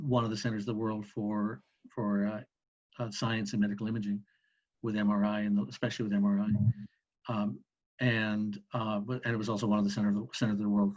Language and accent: English; West Kootenays, British Columbia, Canada; moved away as an adult; I grew up in an area of British Columbia called the West Kootenays.